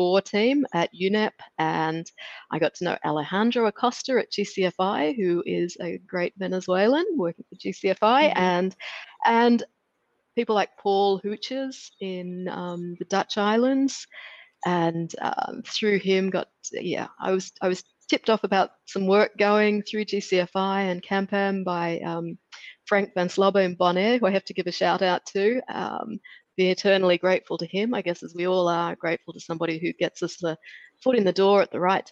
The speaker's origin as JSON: {"language": "English", "country": "Australia", "tie": "born or raised there", "also_born_or_lived": "Netherlands", "moved": "as an adult", "said": "I grew up in Australia."}